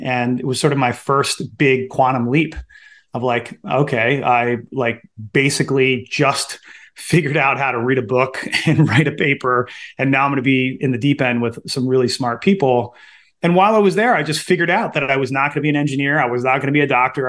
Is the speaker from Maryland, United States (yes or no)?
yes; Baltimore, Maryland, United States; I am originally from Baltimore, born and raised